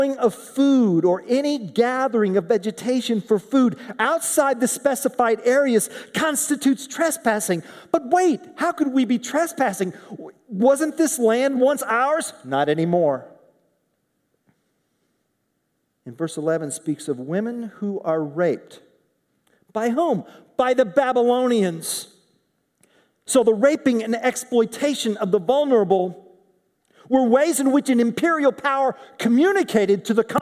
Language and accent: English; Oklahoma, United States; in Oklahoma, my home state